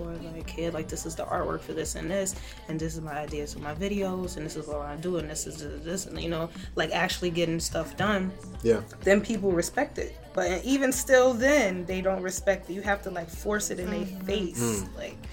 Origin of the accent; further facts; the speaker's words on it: New York City, New York, United States; born and raised in Harlem